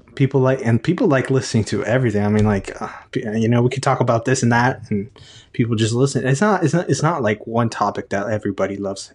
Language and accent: English; Texas, United States; I'm from Texas